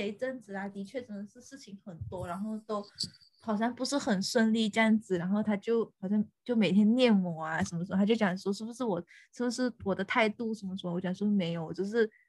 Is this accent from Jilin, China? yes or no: no; Fuzhou, Fujian, China; 我们就是福州人啊